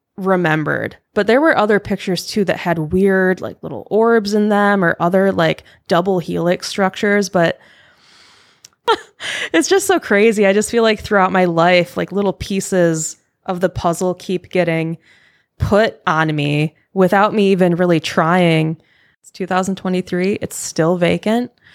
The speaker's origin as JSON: {"language": "English", "region": "Michigan", "country": "United States", "tie": "born or raised there", "moved": "yes", "said": "I am from Michigan. So I grew up in a haunted house."}